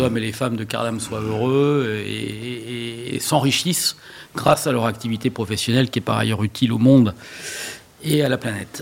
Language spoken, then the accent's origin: French; Villedieu, France; je suis né à Villedieu